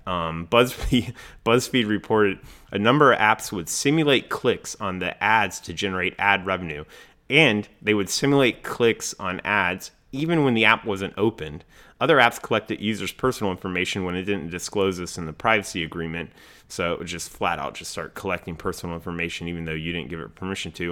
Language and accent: English; Raleigh, North Carolina, United States; my hometown, Raleigh, North Carolina